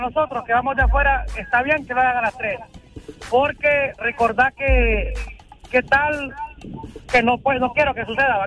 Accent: Choluteca, Honduras; soy de Choloteca

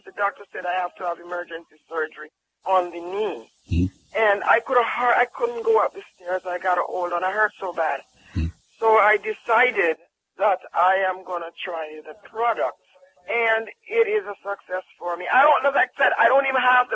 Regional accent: Jamaica; I'm from Jamaica

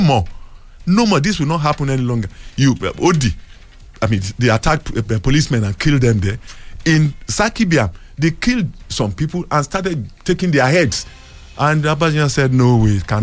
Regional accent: Nigeria; as a Nigerian, as an elderly person

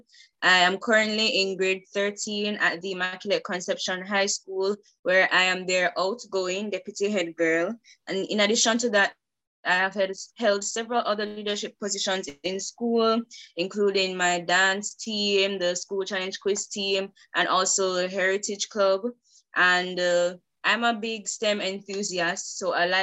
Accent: Kingston, Kingston and St. Andrew, Jamaica; I grew up in Kingston and St. Andrew, so I'm kind of used to here, used to the city life

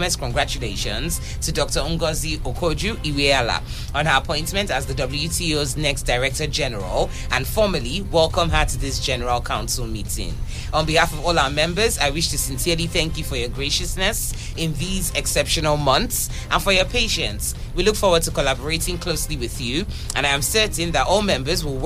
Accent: Nigeria; also born or lived in southwest Nigeria; as a Nigerian

